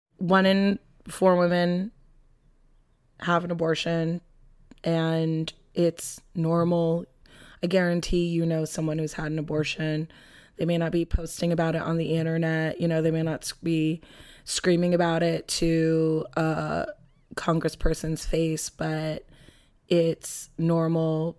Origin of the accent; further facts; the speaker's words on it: Los Angeles, California, United States; I'm from Los Angeles